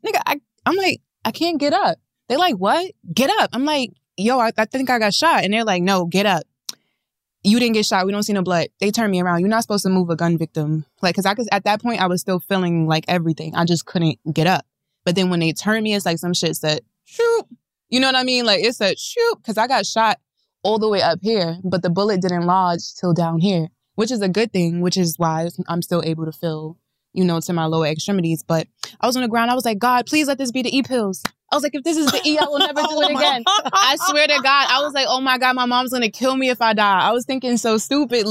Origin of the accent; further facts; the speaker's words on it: New York City, New York, United States; I'm from Queens